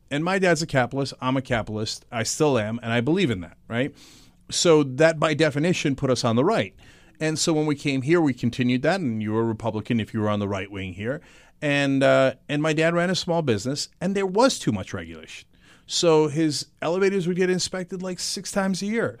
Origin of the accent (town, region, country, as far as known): East Brunswick, New Jersey, United States; born or raised there; also born or lived in Istanbul, Turkey